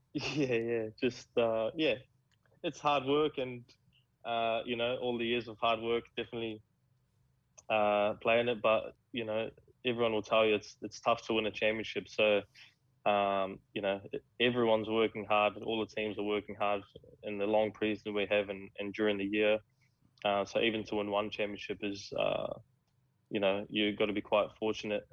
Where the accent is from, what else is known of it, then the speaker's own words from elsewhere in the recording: New Zealand; now in Australia; as a Kiwi